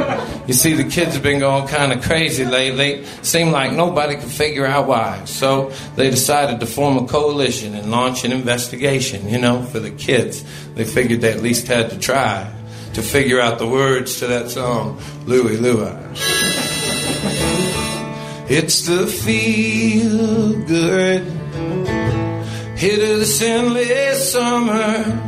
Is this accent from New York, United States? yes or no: no; Portland, Oregon, United States; I come from Portland, Oregon, banned from my hometown